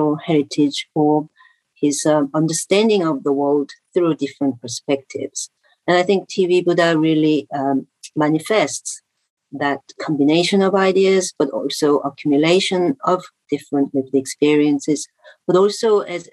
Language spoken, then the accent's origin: English; Seoul, South Korea; as a person growing grown up in Seoul in the 90s